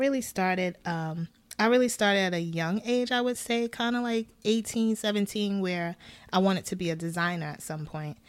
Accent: Brooklyn, New York, United States; I am from Brooklyn, New York. I am the daughter of two Ghanaian parents

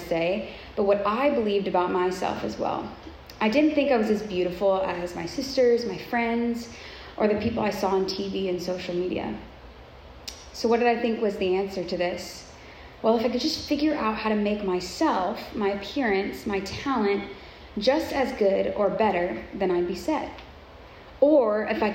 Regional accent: Southern California, United States; I grew up in Southern California, which is known for Hollywood, beauty, fashion, all things like that.

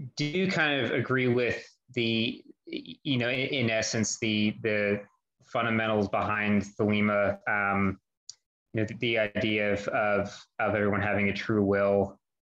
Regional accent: United States; now in Philadelphia, United States; I wasn't born here. I was born outside

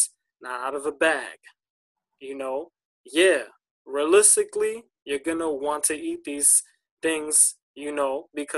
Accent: United States; because we're American, right? In this society, we gorge everything.

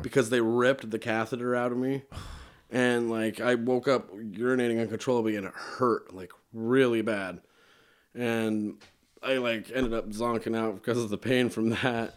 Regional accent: Bear Lake, Idaho, United States; also born or lived in Logan, Utah; now in Utah, United States; I was born in Logan and I was raised in, uh, Bear Lake, Idaho

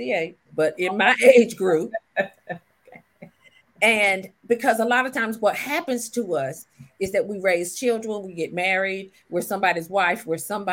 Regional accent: Clayton, North Carolina, United States; also born or lived in Washington, D.C.; I was born in Washington, D.C., but I lived in Clayton because that's where my parents migrated from before they got to D.C. It's a little town 15 minutes outside of Raleigh

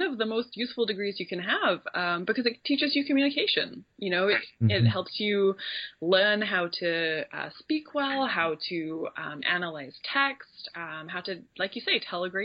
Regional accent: Royal Leamington Spa, West Midlands, United Kingdom; moved away as an adult; now in Vancouver, Canada; I grew up in the Midlands in a little town very pretentiously named Royal Leamington Spa.

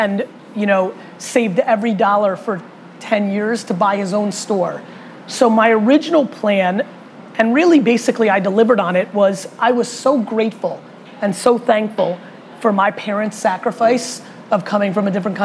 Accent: United States; also born or lived in Russia; moved to America when I was little. And I was a kid growing up in the 1980s in America

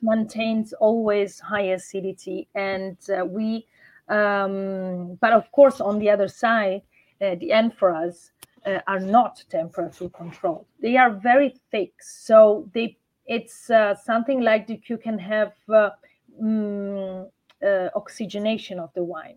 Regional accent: Urbino, Marche, Italy; I'm from Urbino. Urbino is uh, a UNESCO heritage city placed on top of a hill in Marche region

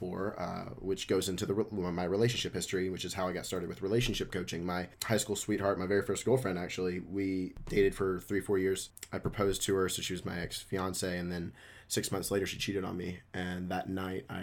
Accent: Memphis, Tennessee, United States; moved away as an adult; also born or lived in Dallas, Texas; born and raised in Memphis, Tennessee

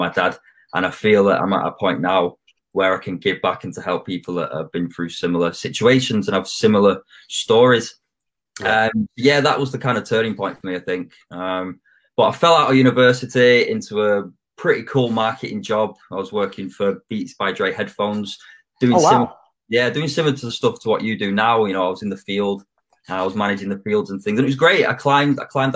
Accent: Manchester, North West England, United Kingdom; also born or lived in Australia / Thailand; I'm from Manchester

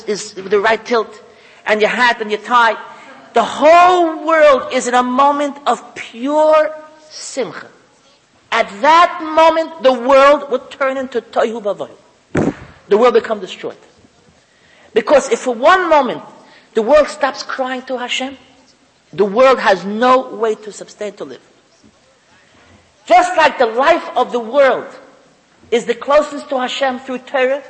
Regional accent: United States; I'm an American

